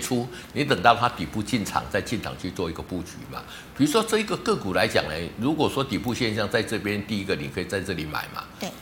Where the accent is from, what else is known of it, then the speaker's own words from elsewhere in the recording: Taiwan; 我们台湾